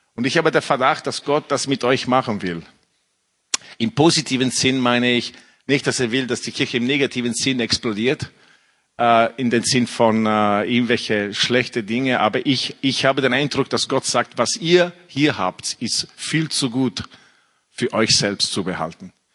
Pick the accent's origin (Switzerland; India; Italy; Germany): Italy; German is a second language; moved away as an adult; also born or lived in England; now in Austria; ich bin, äh, in Italien aufgewachsen mit einer französischen Mutter